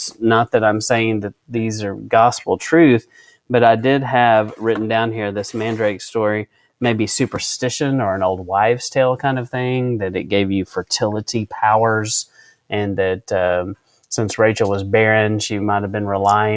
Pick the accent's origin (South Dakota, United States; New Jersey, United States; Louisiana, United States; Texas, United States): Texas, United States; West; I grew up out in West Texas